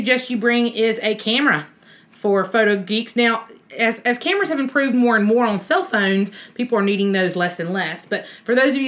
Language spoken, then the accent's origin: English; Alabama, United States; We're from Alabama